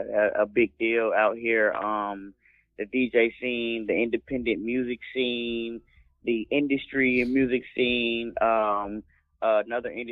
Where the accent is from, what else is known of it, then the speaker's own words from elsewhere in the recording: Atlanta, Georgia, United States; also born or lived in Savannah, Georgia; I was born in Savannah, Georgia, but I was raised. I moved here when I was 3 years old. So I've been in Atlanta pretty much my whole life